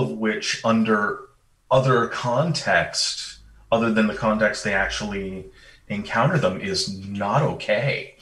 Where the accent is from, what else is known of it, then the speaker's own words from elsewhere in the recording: Vermont, United States; moved away; I grew up in Vermont